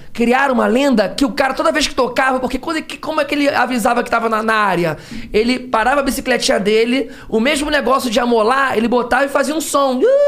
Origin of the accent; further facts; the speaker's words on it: Rio de Janeiro, Brazil; Nascido e criado em Realengo